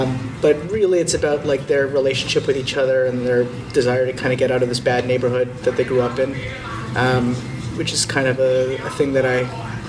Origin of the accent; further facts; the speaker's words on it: Toronto, Ontario, Canada; English is a second language; also born or lived in Philippines; So I grew up in Scarborough, like out on the East End, and it's an interesting place to grow up.